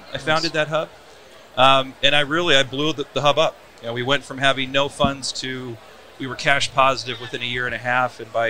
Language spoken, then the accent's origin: English; Tucson, Arizona, United States; I grew up in Tucson